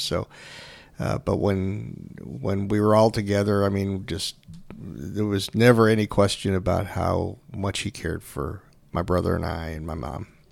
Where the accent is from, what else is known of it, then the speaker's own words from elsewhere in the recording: Kenmore, New York, United States; I grew up in Kenmore, New York, which is a suburb of Buffalo.